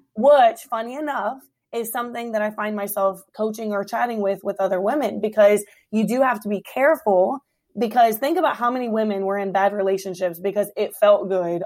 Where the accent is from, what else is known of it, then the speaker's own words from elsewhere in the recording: Hampton Roads, Virginia, United States; moved away as an adult; now in Woodbridge, United States; I born and raised in Hampton Roads